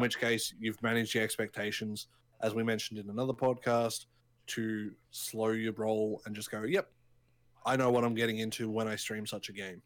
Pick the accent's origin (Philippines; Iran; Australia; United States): Australia; we're both Australian